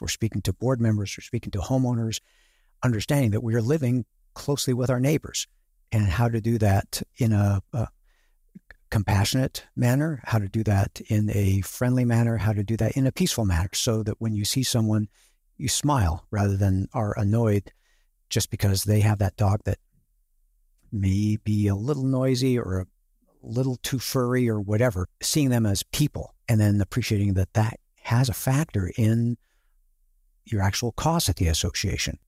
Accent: Seattle, Washington, United States; I'm from the Seattle area

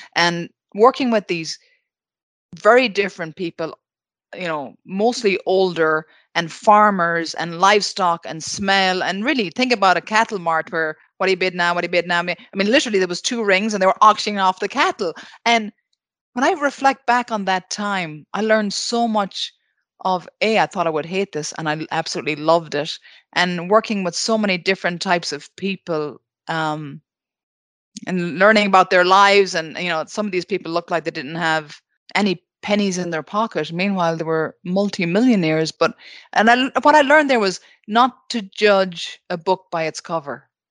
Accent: Ballina, Connacht, Ireland; my hometown of Ballana, County Mayo.

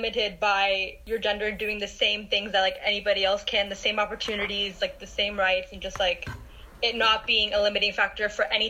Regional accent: Pakistan; I'm Pakistani.

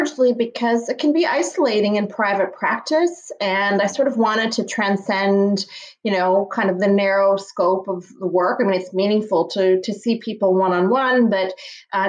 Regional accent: Toronto, Ontario, Canada; I was born in Toronto

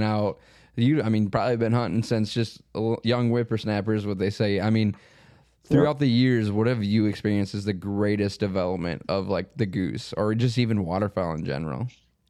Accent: South Dakota, United States; I'm from South Dakota

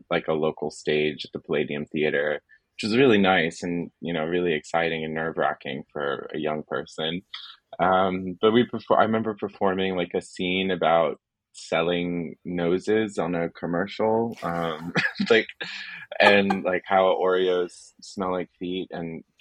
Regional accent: Florida, United States; so I'm originally from Florida, which is where I am now

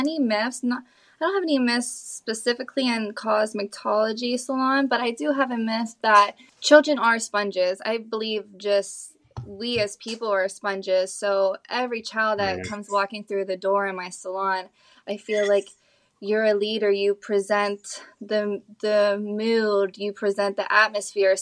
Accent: Ohio, United States; moved away as an adult; now in Naples, United States; leaving my hometown from Ohio. Moving down to Naples

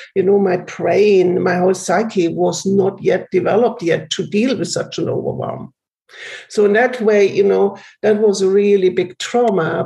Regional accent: Germany; I grew up in Germany.

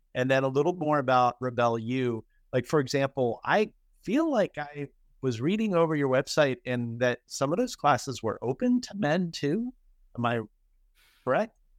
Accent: East Coast, United States; moved away; I'm originally from the East Coast

